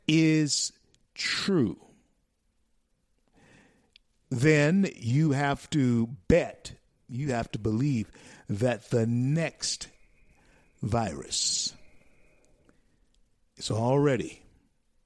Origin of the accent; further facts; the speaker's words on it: Louisiana, United States; Louisiana, my home state